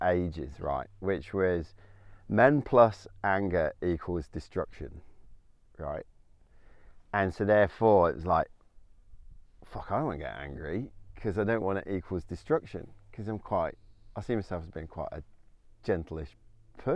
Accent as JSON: {"language": "English", "region": "England", "country": "United Kingdom", "said": "being British stiff upper lip, you know, going to an English boys boarding school."}